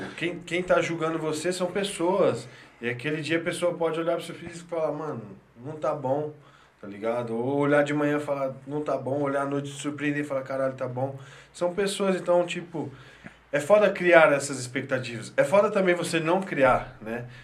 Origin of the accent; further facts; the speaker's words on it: Marília, São Paulo, Brazil; moved away; a gente veio lá de Marília